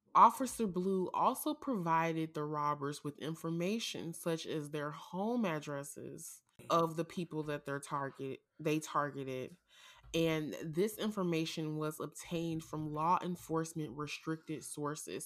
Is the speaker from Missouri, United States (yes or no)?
yes; St. Louis, Missouri, United States; born or raised there